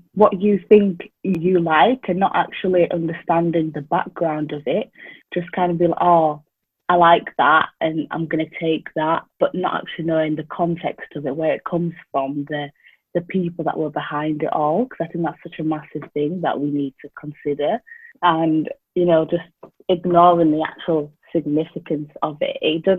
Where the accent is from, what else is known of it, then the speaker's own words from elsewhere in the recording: Doncaster, Yorkshire and the Humber, United Kingdom; also born or lived in Wales; So I am originally from Zimbabwe. I was born here in a small town called Doncaster. So yeah, I've grown up here. However, my parents and family have come from Zimbabwe.